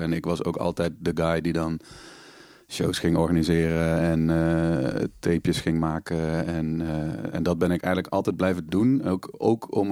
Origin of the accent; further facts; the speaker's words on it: Panningen, Limburg, Netherlands; moved away as an adult; also born or lived in Maastricht; in Panningen woonde, het dorp waar ik ben opgegroeid in Noord-Limburg